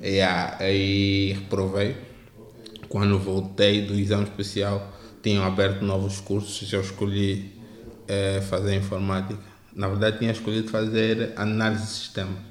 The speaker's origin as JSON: {"language": "Portuguese", "area": "Hoji ya Henda", "region": "Luanda Province", "country": "Angola", "tie": "born or raised there", "said": "eu cresci no Ajaenda"}